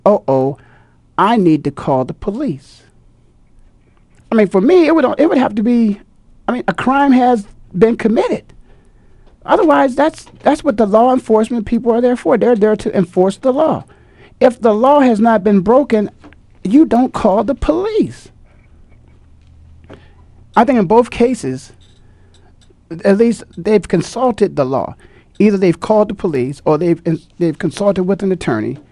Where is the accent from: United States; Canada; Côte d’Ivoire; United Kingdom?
United States; Midwest; moved away; I'm from the Midwest